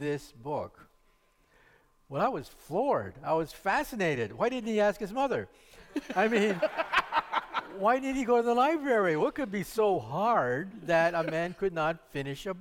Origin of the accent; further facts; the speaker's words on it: Palo Alto, California, United States; also born or lived in San Jose, California; I'm a local boy. I was born in San Jose and grew up in Palo Alto